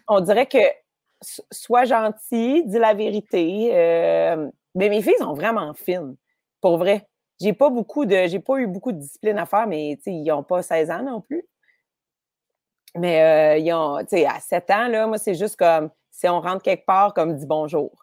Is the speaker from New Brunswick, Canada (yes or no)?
no; Montreal, Quebec, Canada; J'ai grandi à Rosemont.